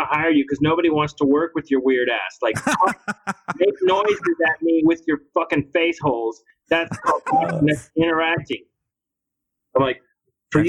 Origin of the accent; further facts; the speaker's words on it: Mexico; now in United States; I come from Mexico